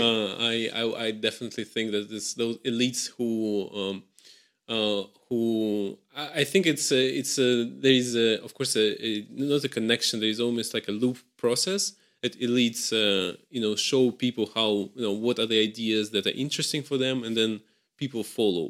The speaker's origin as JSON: {"language": "English", "country": "Russia", "said": "I come from Russia."}